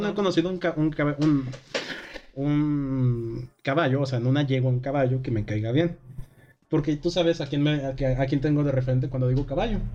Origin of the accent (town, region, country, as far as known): Mexico